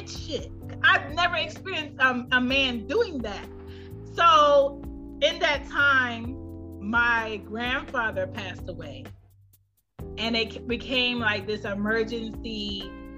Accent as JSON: {"language": "English", "country": "Jamaica", "said": "me being Jamaican"}